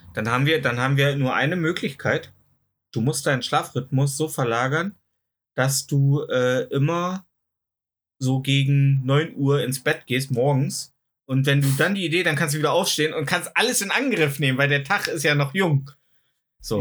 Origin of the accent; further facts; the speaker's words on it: East Germany, Germany; Ich sage ja, ich komme aus dem Osten